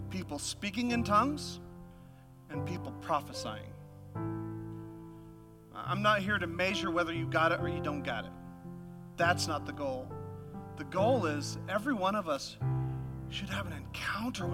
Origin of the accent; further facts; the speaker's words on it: Alaska, United States; moved away; I'm from Alaska, and we had this youth camp